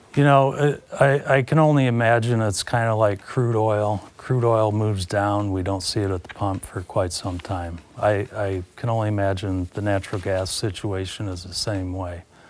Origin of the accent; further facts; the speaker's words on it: Carroll, Iowa, United States; born and raised in Carroll, Iowa